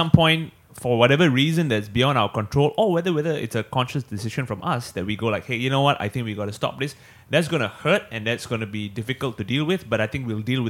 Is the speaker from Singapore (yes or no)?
yes; Singapore; So we come from Singapore.